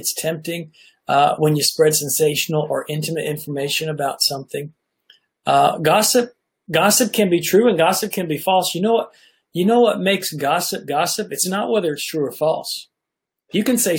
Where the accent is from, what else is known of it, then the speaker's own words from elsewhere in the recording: Nashville, Tennessee, United States; I grew up in Nashville, Tennessee